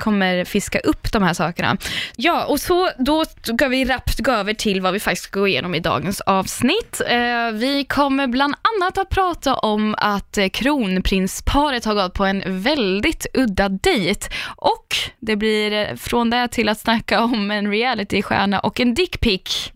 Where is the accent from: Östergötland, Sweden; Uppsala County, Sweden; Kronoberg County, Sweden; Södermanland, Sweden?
Östergötland, Sweden; Linköping; moved away as an adult; also born or lived in London; now in Stockholm, Sweden; jag är från Linköping